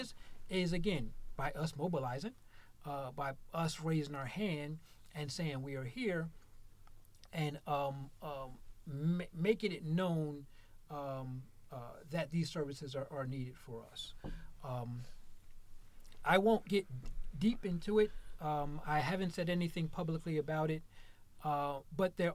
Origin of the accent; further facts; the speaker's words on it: Mansfield, Ohio, United States; moved away as an adult; I am in Mansfield, born and raised in Mansfield